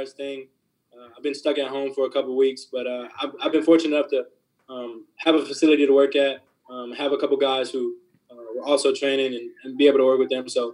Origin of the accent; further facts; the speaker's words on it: Tennessee, United States; I grew up in Tennessee